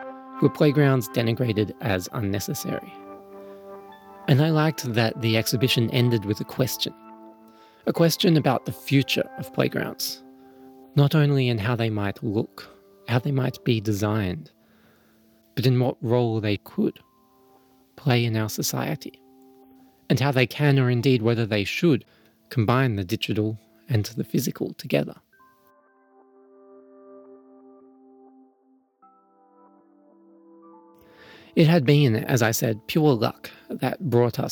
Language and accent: English; Melbourne, Victoria, Australia; when I was growing up in Melbourne